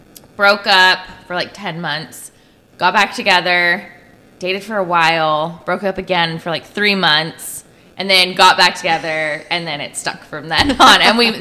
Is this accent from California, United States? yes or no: yes; Bakersfield, California, United States; also born or lived in Ventura, California; I'm from Bakersfield, California.